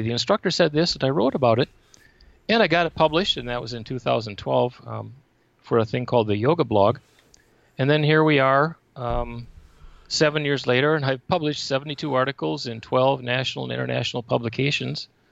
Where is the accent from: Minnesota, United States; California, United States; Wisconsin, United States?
Wisconsin, United States; Menomonie; moved away as an adult; also born or lived in Wausau, Wisconsin / Hawaii / Michigan / Ohio; now in Arizona, United States; I grew up in Menominee, Wisconsin